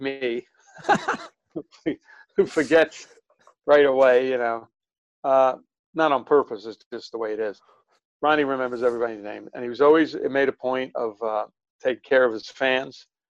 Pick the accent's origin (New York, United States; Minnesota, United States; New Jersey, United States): New York, United States; New York City; I grew up in Brooklyn